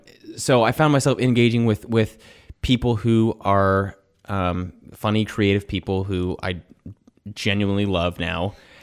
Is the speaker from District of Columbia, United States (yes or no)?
no; Kentucky, United States; moved away; I grew up in Kentucky where basketball is religion